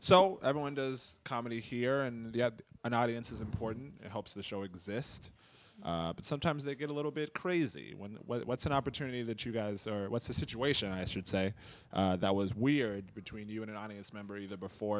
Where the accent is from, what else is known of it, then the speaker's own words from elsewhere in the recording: Cincinnati, Ohio, United States; we're more from Cincinnati.